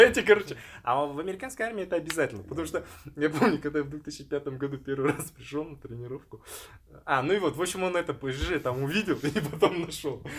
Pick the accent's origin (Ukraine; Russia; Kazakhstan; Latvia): Kazakhstan; это я из Казахстана